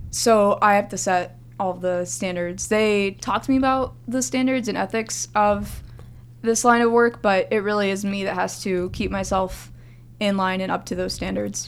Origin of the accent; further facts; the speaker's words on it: Florida, United States; I was raised in Florida